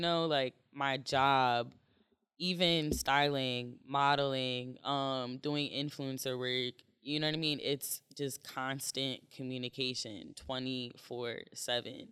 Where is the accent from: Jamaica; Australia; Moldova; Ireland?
Jamaica; I'm Jamaican